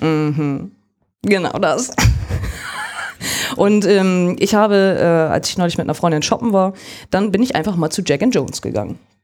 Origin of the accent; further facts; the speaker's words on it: Germany; bei uns in Deutschland